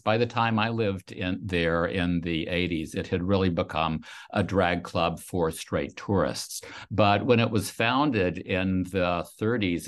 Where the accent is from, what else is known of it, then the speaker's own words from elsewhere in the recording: Louisiana, United States; I grew up in a town in Louisiana